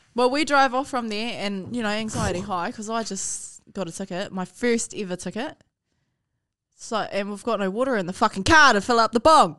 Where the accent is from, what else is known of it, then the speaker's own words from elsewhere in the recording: Palmerston North, Manawatū-Whanganui, New Zealand; also born or lived in Hawke's Bay / Hutt; we grew up in Highbury, G. We grew up in Flexi and Highbury.